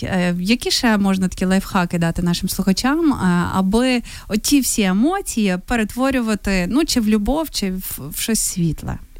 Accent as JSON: {"language": "Ukrainian", "town": "Novoyavorivsk", "region": "Lviv Oblast", "country": "Ukraine", "tie": "born or raised there", "said": "мого рідного Новояворівська"}